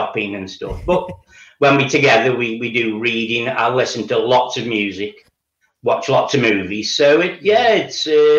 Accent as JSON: {"language": "English", "town": "Stoke-on-Trent", "region": "West Midlands", "country": "United Kingdom", "tie": "born or raised there", "said": "No. Well, I was born in Stoke-on-Trent and I've lived here all my life."}